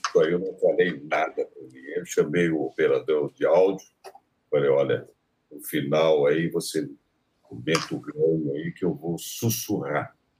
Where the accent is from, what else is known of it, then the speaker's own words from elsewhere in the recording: Taubaté, São Paulo, Brazil; Taubaté, né? Onde eu nasci, eh, na estação de Taubaté, na, no clube onde eu jogava tênis